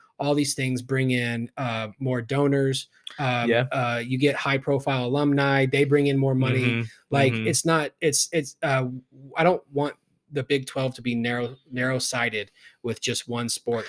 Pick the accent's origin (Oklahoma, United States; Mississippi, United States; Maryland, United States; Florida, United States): Oklahoma, United States; Oklahoma City; I remember growing up in Oklahoma City, I was a huge Oklahoma State fan